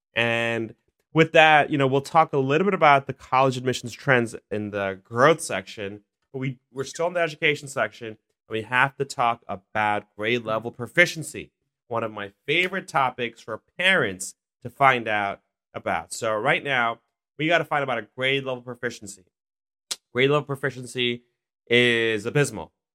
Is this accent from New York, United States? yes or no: yes; New York City, New York, United States; I'm from Queens. I had a chance to go to District twenty-four as a kid, uh, in Elmhurst.